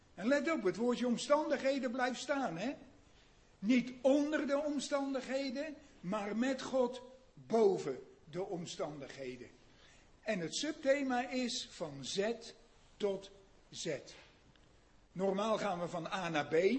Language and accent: Dutch; Netherlands; moved away as an adult; wij Nederlanders